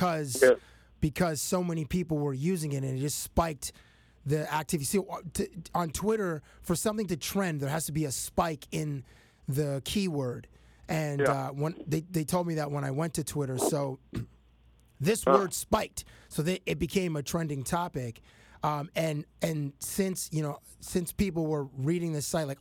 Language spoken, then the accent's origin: English; Toronto, Ontario, Canada; we grew up in Canada, we grew up in Toronto